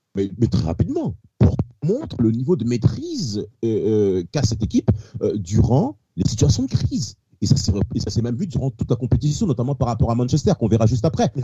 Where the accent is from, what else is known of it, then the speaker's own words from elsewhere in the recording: France; Nous sommes français